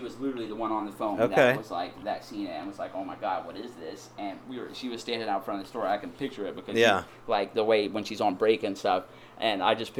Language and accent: English; East Coast, United States; now in Oregon, United States; We're from the East Coast originally.